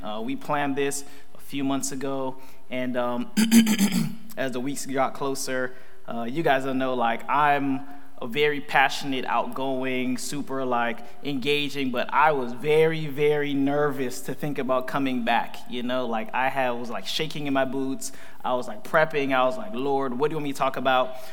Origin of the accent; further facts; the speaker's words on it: Fort Lauderdale, Florida, United States; I grew up in Fort Lauderdale, Florida. I'm a Floridian